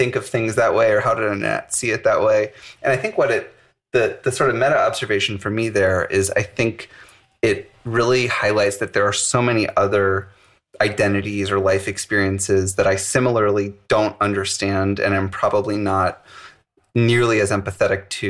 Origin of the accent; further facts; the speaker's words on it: St. Louis, Missouri, United States; I was born and raised in the Midwest. I grew up in a suburb of St. Louis, went to a public school